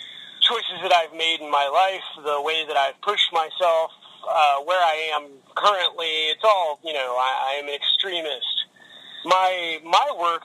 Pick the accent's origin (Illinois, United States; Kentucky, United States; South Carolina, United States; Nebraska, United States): Kentucky, United States; Louisville; I grew up in Louisville, Kentucky